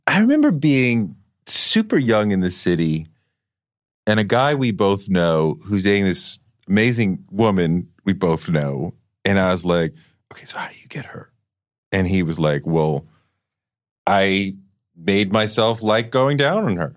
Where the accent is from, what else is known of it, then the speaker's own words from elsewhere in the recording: Boston, Massachusetts, United States; growing up in Boston, going to private school